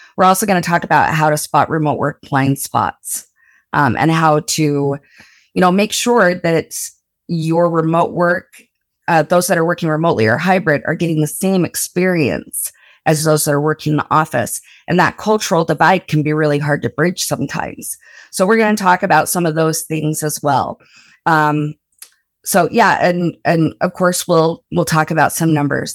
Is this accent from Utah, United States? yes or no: yes; Blanding, Utah, United States; moved away; I'm from rural Utah, like, super rural Utah. I'm from Blanding originally.